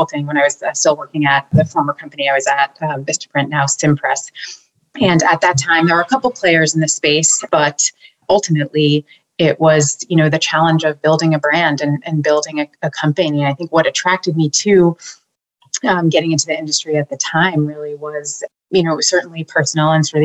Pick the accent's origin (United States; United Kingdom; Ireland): United States; Boston, Massachusetts; also born or lived in Maine; born and raised here in Boston